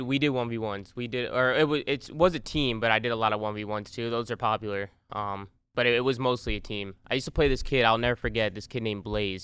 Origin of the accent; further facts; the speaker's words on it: New Jersey, United States; I grew up, uh, born and raised in Jersey